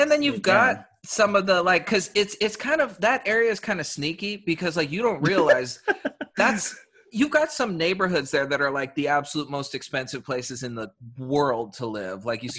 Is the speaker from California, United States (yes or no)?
yes; Bay Area, California, United States; I'm originally from the Bay Area